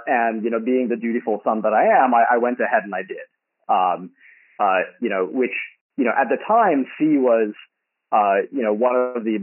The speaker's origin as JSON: {"language": "English", "town": "San Jose", "region": "California", "country": "United States", "tie": "born or raised there", "also_born_or_lived": "Berkeley / Stanford", "said": "I grew up in San Jose until high school. And then we moved up the peninsula."}